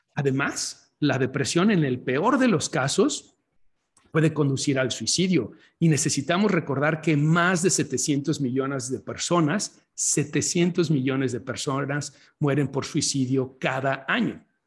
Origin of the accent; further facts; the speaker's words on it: Guadalajara, Jalisco, Mexico; now in Chicago, United States; estoy en la ciudad en donde nací, estoy en Guadalajara, Jalisco, México